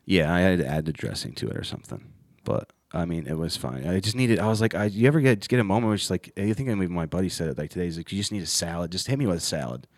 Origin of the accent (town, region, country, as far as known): Ohio, United States; moved away as an adult; now in Charlotte, United States